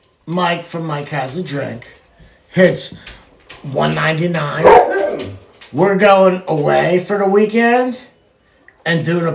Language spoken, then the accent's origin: English; Canada; I'm Canadian